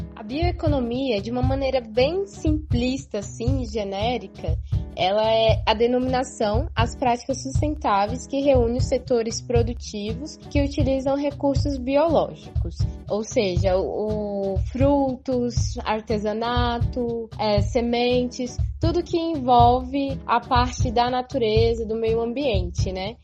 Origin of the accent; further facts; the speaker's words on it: Tocantins, Brazil; also born or lived in Minas Gerais; now in Brasília, Brazil; nasci aqui em Brasília, mas fui pingando por algumas regiões do Cerrado, em Minas, no Tocantins foi o maior período da minha vida que eu morei